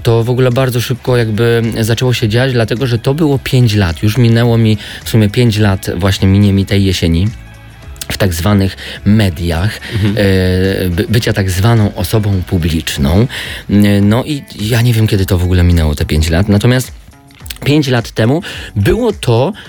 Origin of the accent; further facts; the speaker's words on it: Podhale, Lesser Poland, Poland; accent: góralski (Highlander), Podhale dialect; moved away; też nie wyzbędę całkowicie tego mojego góralskiego akcentu i nie chcę się go wyzbywać